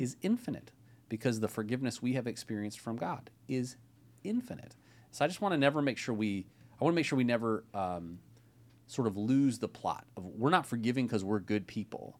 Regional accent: Ohio, United States; now in Bay Area, California, United States; as a fellow non-native Californian, I grew up in Ohio

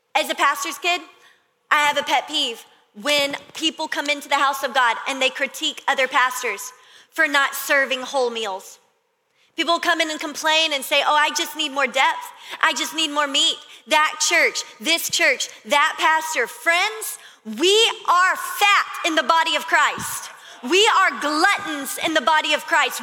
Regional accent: Louisiana, United States; I'm from Louisiana, my family, we always did bonfires this time of year.

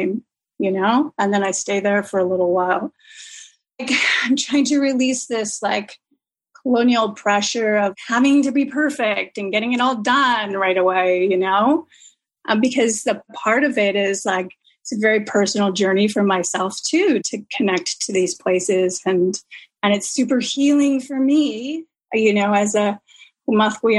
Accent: Vancouver, British Columbia, Canada; I'm from Vancouver, the land itself

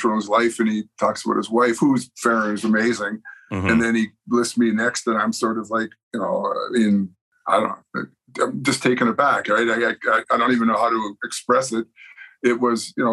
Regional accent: Winnipeg, Manitoba, Canada; moved away as an adult; also born or lived in Lethbridge; I grew up in Winnipeg, inner city, lousy

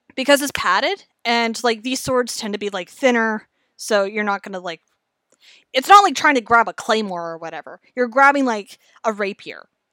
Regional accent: Canada; how we do in Canada

